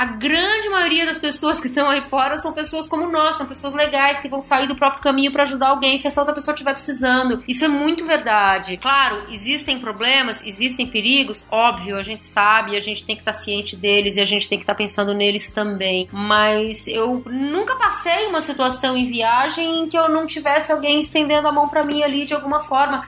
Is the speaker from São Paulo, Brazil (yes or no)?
yes; São Paulo, Brazil; eu sou de São Paulo